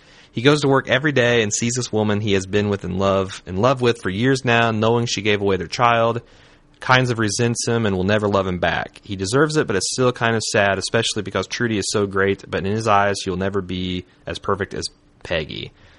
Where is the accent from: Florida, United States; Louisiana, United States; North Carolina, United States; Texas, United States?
North Carolina, United States; Winston-Salem; Weiner's directing a movie with Amy Poehler, Owen Wilson, and Zach Galifianakis that's filming in my hometown of Winston-Salem, North Carolina.